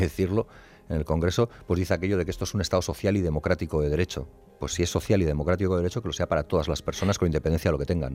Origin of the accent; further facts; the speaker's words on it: Basque Country, Spain; yo nací en Euskal Herria y vivo en Euskal Herria